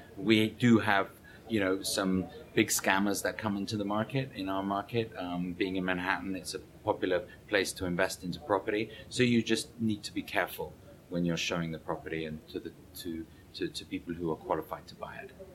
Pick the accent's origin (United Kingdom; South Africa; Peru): United Kingdom; England; moved away as an adult; now in New York, United States; being an Englishman